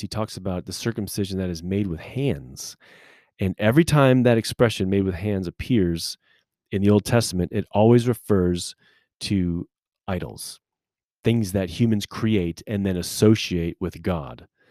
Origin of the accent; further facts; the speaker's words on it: United States; as American Christian people